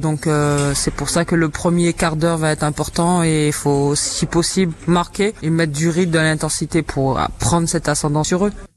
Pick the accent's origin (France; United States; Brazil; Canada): France